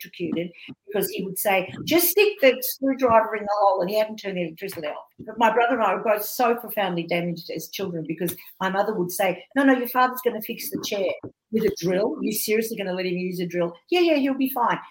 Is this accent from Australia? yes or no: yes; Australia; me being an Australian Jewish comedian